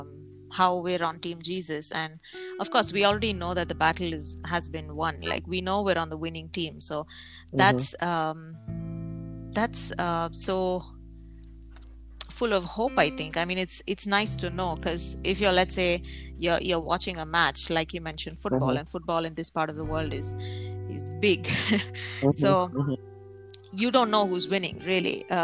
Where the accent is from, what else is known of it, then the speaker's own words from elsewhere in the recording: India; moved away; all the way from my home country, India